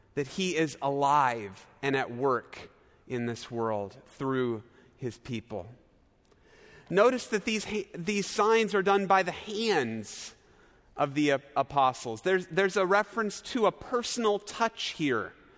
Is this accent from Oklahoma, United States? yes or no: yes; Norman, Oklahoma, United States; moved away as an adult; also born or lived in Chicago suburbs, Illinois; my hometown of Norman, Oklahoma